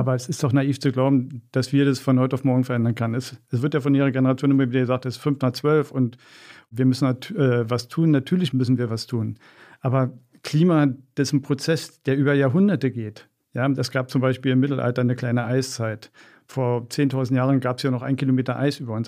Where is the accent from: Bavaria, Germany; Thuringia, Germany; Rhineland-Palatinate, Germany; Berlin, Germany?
Berlin, Germany; ich bin in Wedding groß geworden